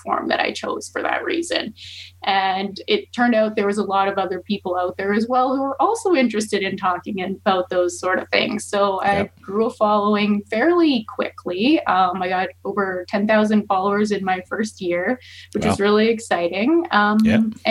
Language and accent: English; Rocky Mountain House, Alberta, Canada; now in Calgary, Canada; I'm not originally from here. I'm from Rocky Mountain House area.